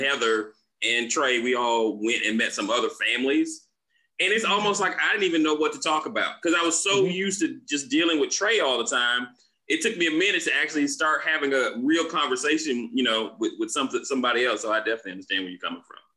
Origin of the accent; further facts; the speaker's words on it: Florida, United States; moved away; I'm originally from Florida myself